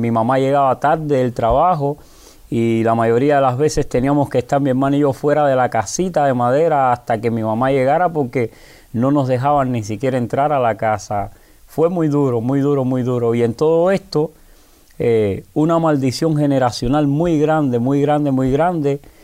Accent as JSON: {"language": "Spanish", "region": "Havana", "country": "Cuba", "tie": "born or raised there", "said": "Soy natural de La Habana, específicamente de San Miguel del Padrón, un lugar muy pobre"}